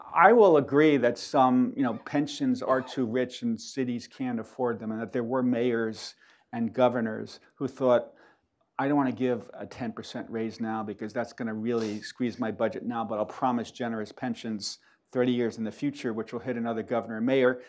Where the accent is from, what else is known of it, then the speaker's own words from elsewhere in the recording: New York, United States; I'm from New York